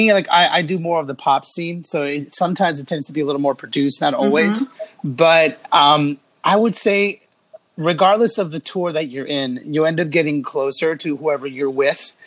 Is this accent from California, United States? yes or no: yes; Los Angeles, California, United States; I grew up in the West Coast, where I pretty much stayed